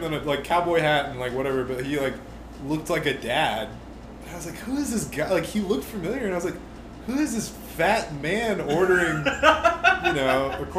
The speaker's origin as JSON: {"language": "English", "town": "Cincinnati", "region": "Ohio", "country": "United States", "moved": "yes", "lives_now": "Tennessee, United States", "said": "oh, I'm from Cincinnati."}